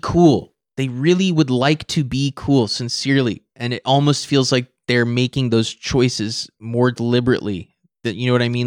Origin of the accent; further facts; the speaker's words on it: Napa, California, United States; I'm from Napa, and so if you're from Napa, San Francisco is the city